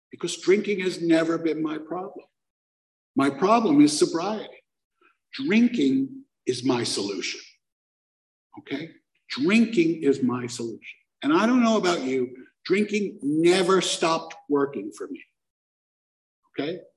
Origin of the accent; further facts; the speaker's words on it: Brooklyn, New York, United States; I'm from Brooklyn. We don't do gnarly things.